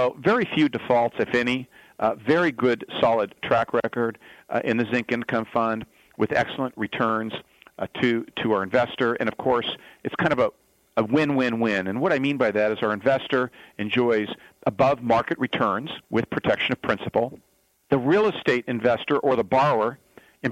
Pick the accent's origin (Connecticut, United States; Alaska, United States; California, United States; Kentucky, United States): California, United States; Fresno, Southern; born and raised in Southern California, moved to Fresno, California, right here in the heart of the Central Valley, back quite some time ago, and finished high school there